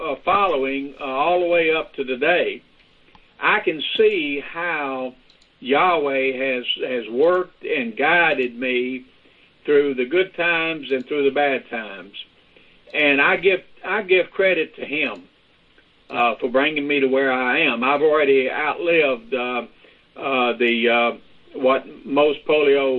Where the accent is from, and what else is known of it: Louisiana, United States